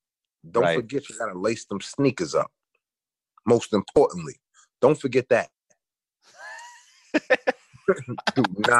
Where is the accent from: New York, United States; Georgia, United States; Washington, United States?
New York, United States; New York City; Young kid growing up in Brooklyn, Bed-Stuy, two blocks from something called 258.